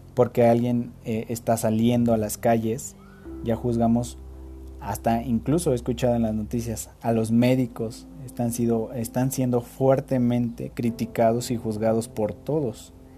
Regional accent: Mexico; nosotros como mexicanos

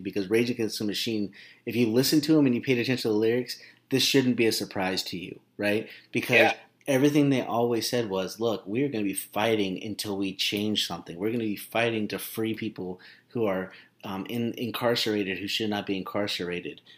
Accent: Glendora, California, United States; I watched my hometown

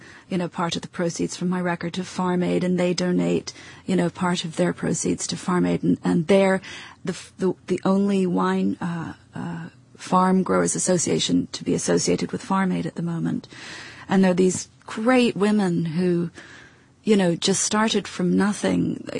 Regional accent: Edinburgh, Scotland, United Kingdom; also born or lived in United States; I'm Scottish. I was brought up in Edinburgh.

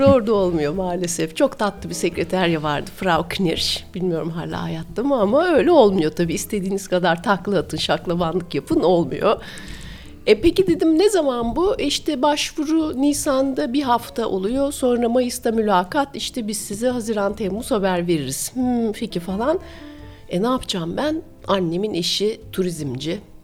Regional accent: Istanbul, Turkey; moved away as an adult; also born or lived in Vienna, Austria; İstanbulluyum ben. İstanbul'da doğdum, büyüdüm Gümüşsuyu'nda.

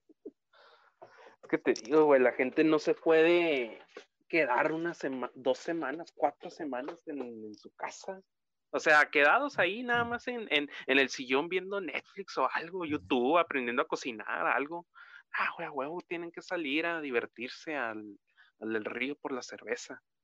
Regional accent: Mexico; somos mexicanos

